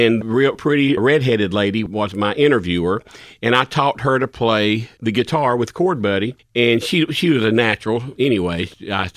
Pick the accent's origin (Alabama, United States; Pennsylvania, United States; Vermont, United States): Alabama, United States; Perry Store; I'm from Perry Store, and I've got a restaurant that's empty right now